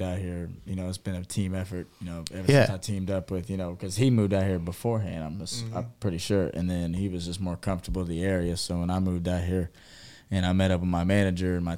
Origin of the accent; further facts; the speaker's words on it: Columbus, Ohio, United States; moved away as an adult; now in Los Angeles, United States; I'm from Columbus.